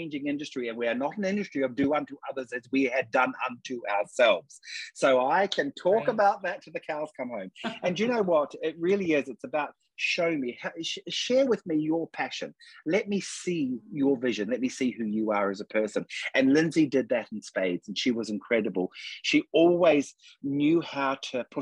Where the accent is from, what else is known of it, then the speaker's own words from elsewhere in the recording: New Plymouth, Taranaki, New Zealand; moved away as an adult; now in London, United Kingdom; I'm originally from New Zealand, and I'm from a little city called New Plymouth in Taranaki.